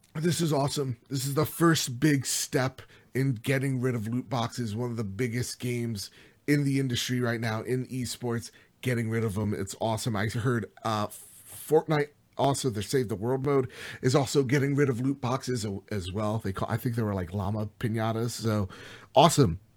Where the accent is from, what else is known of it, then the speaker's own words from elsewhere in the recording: New Jersey, United States; I'm from Jersey, you could tell from my accent